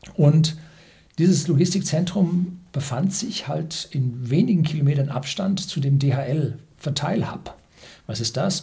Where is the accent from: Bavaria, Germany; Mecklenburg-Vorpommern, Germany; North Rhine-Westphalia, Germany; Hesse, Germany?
Bavaria, Germany; Bei uns in Bayern